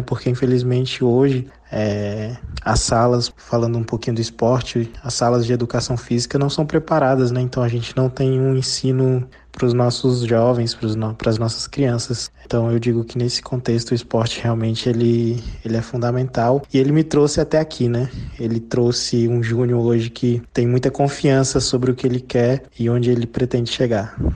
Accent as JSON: {"language": "Portuguese", "town": "Brasília", "region": "Federal District", "country": "Brazil", "tie": "born or raised there", "said": "Eu também sou de Brasília, né? Nascido e criado em Brasília"}